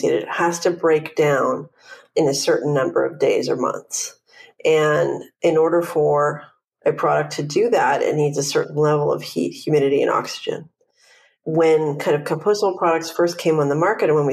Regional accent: Vancouver, British Columbia, Canada; now in Los Angeles, United States; I'm from Vancouver, Canada, but I've been in LA about more than 12 years now

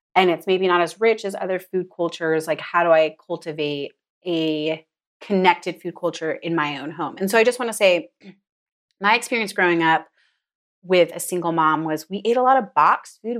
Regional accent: United States; I grew up in it

